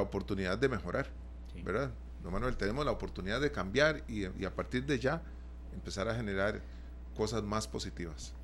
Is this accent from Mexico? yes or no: no; Costa Rica; los costarricenses